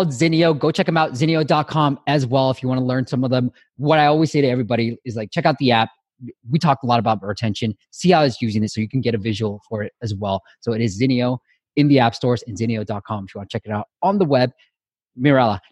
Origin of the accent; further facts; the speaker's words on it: Myanmar; moved away; I'm originally from Myanmar, Burma